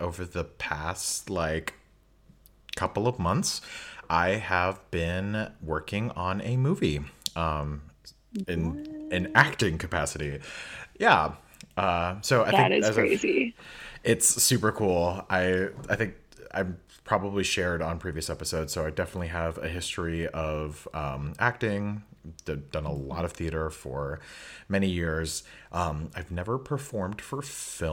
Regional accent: Chicago, Illinois, United States; moved away as an adult; also born or lived in Boston; now in Finland; growing up in Chicago

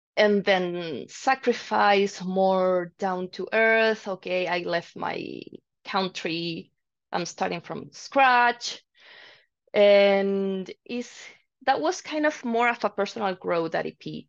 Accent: Santiago, Santiago Metropolitan Region, Chile; moved away as an adult; now in Calgary, Canada; I'm from Chile actually

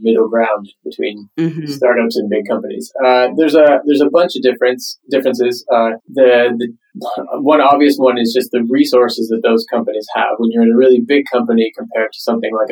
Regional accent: Canada; moved away as an adult; now in Stockholm, Sweden; Originally, I am from Canada. I live in Stockholm, Sweden now, but I'm sort of born and raised in Canada.

